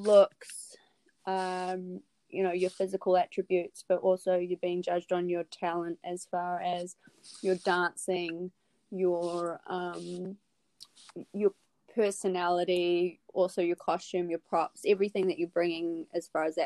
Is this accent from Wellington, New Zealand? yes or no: yes; Wellington, New Zealand; moved away as an adult; also born or lived in Auckland, New Zealand; now in Midwest, United States; I'm from New Zealand. Mm-hmm. So I was born in Wellington, which is the capital city. I've always been a city girl. Moved to Auckland in my teens